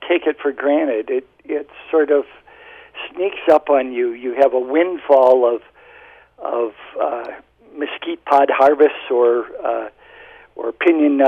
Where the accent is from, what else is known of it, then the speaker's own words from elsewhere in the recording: Indiana Dunes, United States; moved away as an adult; now in Arizona, United States; I am from the Indiana Dunes on Lake Michigan, so I grew up in sand